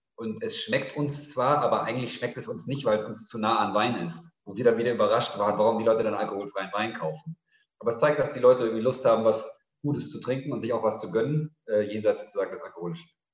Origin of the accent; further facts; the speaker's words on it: Munich, Bavaria, Germany; also born or lived in Cairo; now in Berlin, Germany; Ich bin in München aufgewachsen